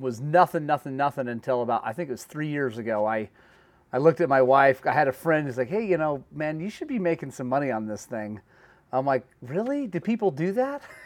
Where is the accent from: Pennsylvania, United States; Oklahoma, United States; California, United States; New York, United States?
Oklahoma, United States; moved away; I'm from Oklahoma